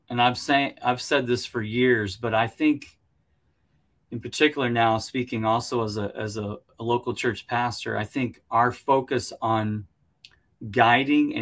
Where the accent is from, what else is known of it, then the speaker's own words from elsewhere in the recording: United States; speaking as an American here